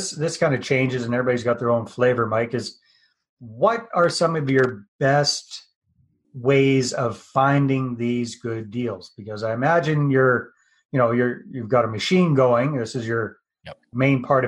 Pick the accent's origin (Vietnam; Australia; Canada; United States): Canada; I'm Canadian